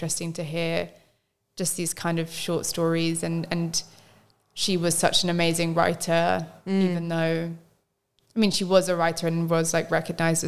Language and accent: English; London, United Kingdom; growing up in London